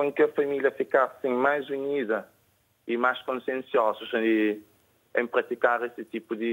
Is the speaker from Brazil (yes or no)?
no; Praia, Santiago, Cape Verde; Eu sou do bairro da Chada Grande Frente.